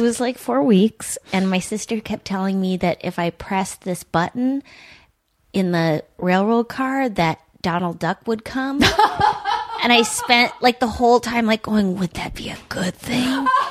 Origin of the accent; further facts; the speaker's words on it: Duluth, Minnesota, United States; I grew up in Duluth